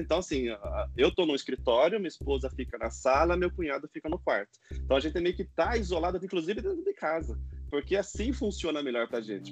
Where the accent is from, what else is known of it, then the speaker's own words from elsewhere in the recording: Itu, São Paulo, Brazil; moved away as an adult; now in São Paulo, Brazil; eu sou de Itu, morei muito tempo em Itu e estou morando agora em São Paulo já faz um ano e pouquinho